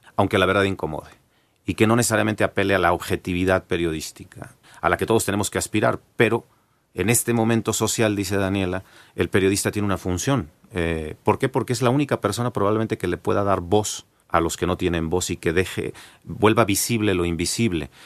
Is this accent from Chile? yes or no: no; Mexico; los mexicanos